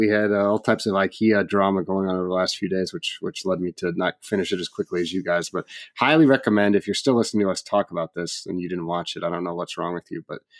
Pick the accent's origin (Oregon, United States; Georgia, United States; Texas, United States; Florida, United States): Oregon, United States; I could introduce you to 10 different couples like that that I grew up with in Oregon